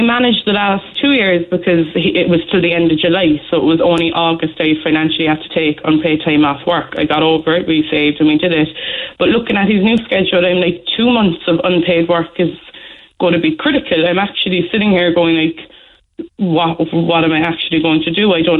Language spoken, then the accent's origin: English; Ireland; But I feel like I'm Irish. I'm working all my life.